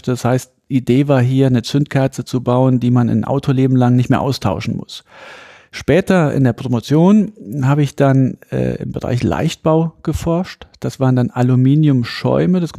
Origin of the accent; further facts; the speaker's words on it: Saarland, Germany; ich bin ja aus dem Saarland, sehr dünn besiedelt und zu der Zeit ähm, hat man ja noch ein bisschen den, als ich klein war, hat man noch den Kalten Krieg, ähm, zwar Tieffluggebiet, Rammstein ist in der Nähe, die amerikanische Airbase.